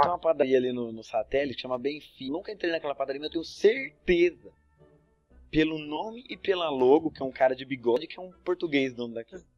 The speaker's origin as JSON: {"language": "Portuguese", "region": "São Paulo", "country": "Brazil", "said": "a gente é de São Paulo"}